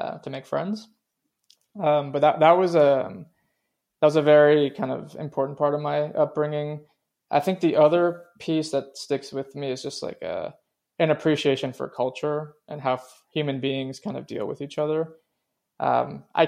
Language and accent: English; Reston, Virginia, United States; English is a second language; also born or lived in Venezuela; I grew up in Reston, Virginia, which is about 30 minutes from the city